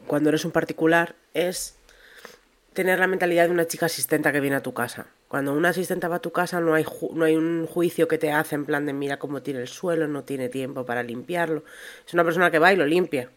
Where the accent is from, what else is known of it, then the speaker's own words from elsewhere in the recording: Segovia, Castile and León, Spain; A mí de pequeña me encantaban en Segovia